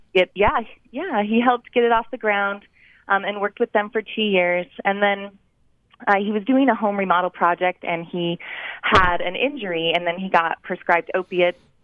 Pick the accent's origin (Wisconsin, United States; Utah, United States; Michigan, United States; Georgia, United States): Utah, United States; Cache Valley; I am from Cache Valley